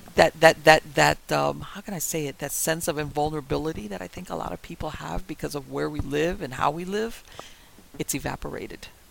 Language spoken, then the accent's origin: English; Miami, Florida, United States; I was born and raised in Miami I know a lot of things about Miami that only a native Miamian will know